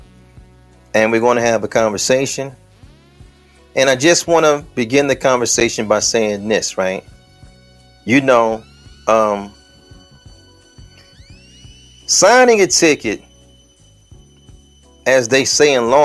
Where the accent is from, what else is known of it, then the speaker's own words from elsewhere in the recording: Detroit, Michigan, United States; when I'm on the west side of Detroit, the 6th precinct is up the street from my block because I'm from Plymouth.